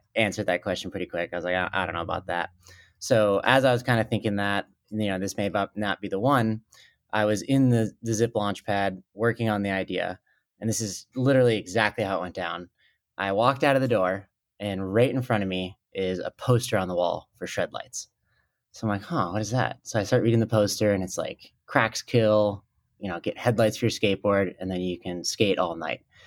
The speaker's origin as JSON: {"language": "English", "region": "Minnesota", "country": "United States", "tie": "born or raised there", "also_born_or_lived": "Colorado Springs, Colorado", "said": "I was born in Colorado Springs, but, uh, when I was four, uh, my family moved to Minnesota"}